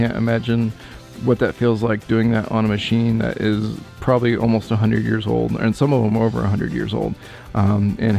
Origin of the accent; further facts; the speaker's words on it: Spokane, Washington, United States; my hometown here in Spokane